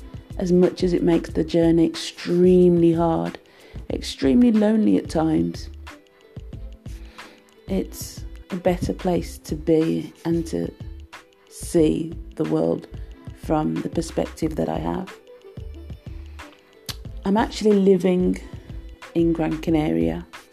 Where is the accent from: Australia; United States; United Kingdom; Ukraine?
United Kingdom; So as a British national working for a British company, I wanted to work in Jamaica. And my mum and I, we went to the commission in London, the Jamaican Commission, and I got my Jamaican passport.